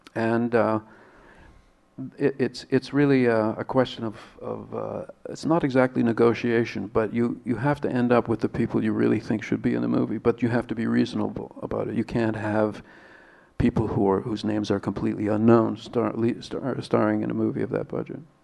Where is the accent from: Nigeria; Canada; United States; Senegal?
Canada; being Canadian